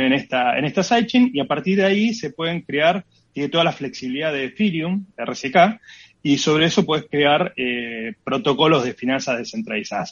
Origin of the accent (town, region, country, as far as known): Argentina